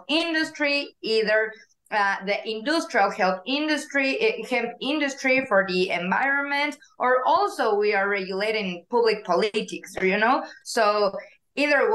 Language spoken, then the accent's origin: English; Mexico City, Mexico; English is a second language; moved away as an adult; now in Mérida, Mexico; I was born and raised in Mexico City, and nowadays I live in Mérida